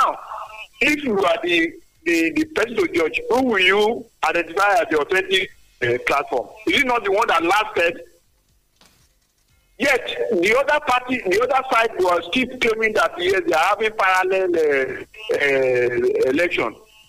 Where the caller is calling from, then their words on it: Lagos, Nigeria; Engineer …, I'm calling from Songo.